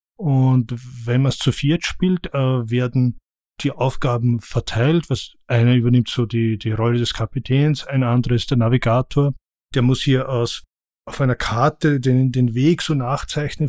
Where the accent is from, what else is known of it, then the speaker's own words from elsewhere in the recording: Austria; als Österreicher